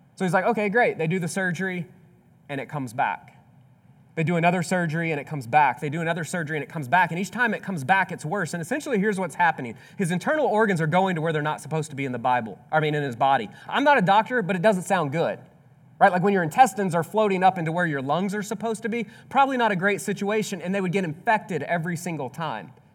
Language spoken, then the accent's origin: English; Mississippi, United States; I grew up in Mississippi